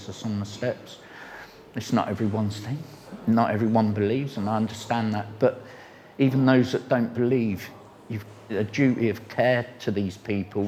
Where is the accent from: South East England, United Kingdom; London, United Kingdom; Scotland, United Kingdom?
South East England, United Kingdom; Reading; I grew up in Reading. When I was a child, we used to call it the Irish Road